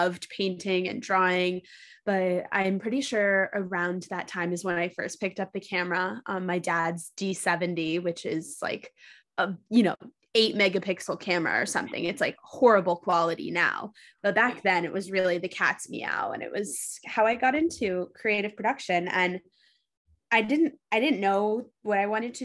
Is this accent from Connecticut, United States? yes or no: no; New York City, New York, United States; moved away as an adult; also born or lived in Los Angeles; I ended up back in my hometown of New York City